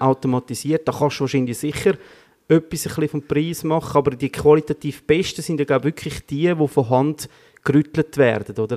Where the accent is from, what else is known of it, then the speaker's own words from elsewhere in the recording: Switzerland; wir in der Schweiz